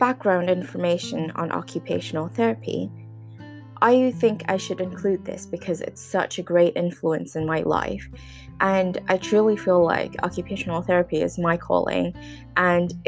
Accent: Hong Kong; moved away; also born or lived in United Kingdom; I'm from Hong Kong and a lot of my family and friends are in Hong Kong

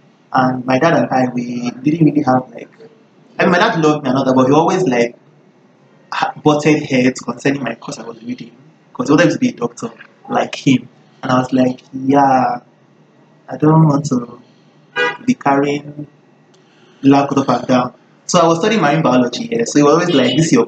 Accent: Lagos, Nigeria; I grew up in Lagos

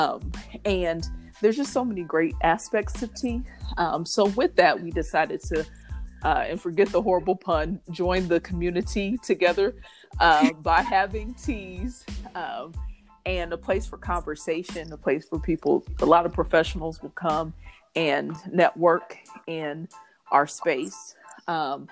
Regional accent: Indianapolis, Indiana, United States; I am from Indianapolis, Indiana, born and raised

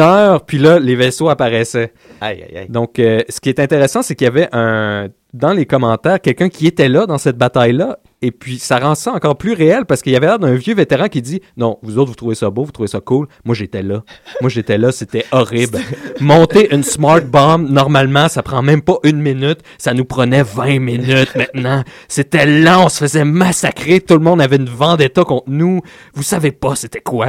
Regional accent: Laval, Quebec, Canada; on vient de Laval

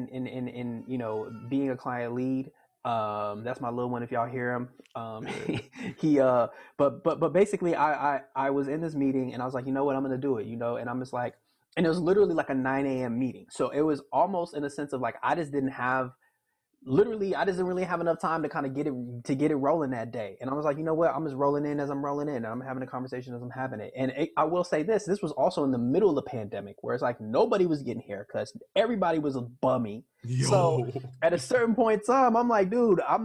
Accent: Miami, Florida, United States; moved away as an adult; now in Chicago, United States; growing up in Miami

